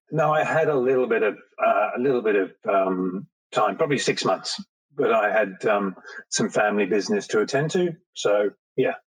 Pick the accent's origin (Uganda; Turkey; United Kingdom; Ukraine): United Kingdom; England; moved away; I was born in England